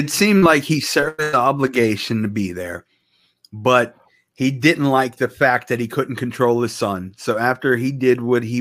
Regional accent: Pittsburgh, Pennsylvania, United States; now in Beaver County, United States; I'm from Pittsburgh. I live in Beaver County

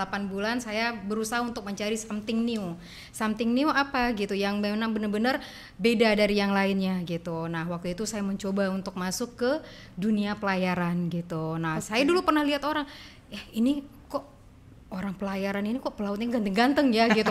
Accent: Padang, West Sumatra, Indonesia; moved away as an adult; now in Batam, Indonesia; saya dari Padang

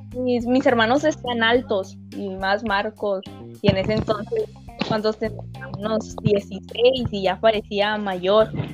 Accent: Mexico; nosotros somos de México, México, México.

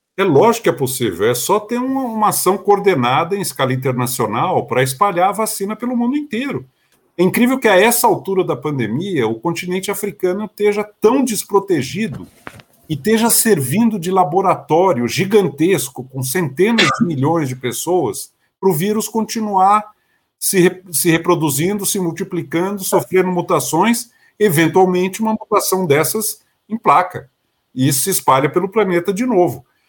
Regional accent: Brazil; como brasileiro

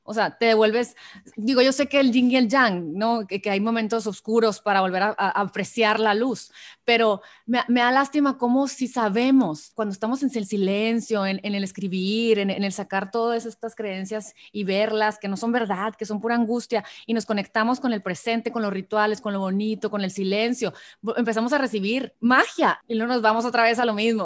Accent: Mexico; soy mexicana

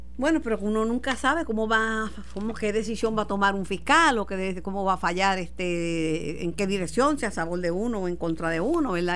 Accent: Mayagüez, Puerto Rico; En mi pueblo, querido de Mayagüez

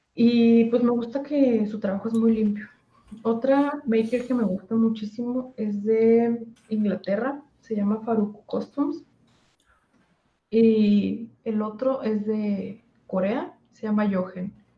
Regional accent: Torreón, Coahuila, Mexico; Yo soy de Torreón, Coahuila.

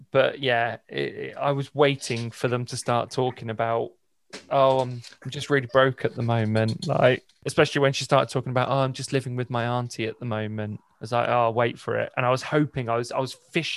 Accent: Bournemouth, South West England, United Kingdom

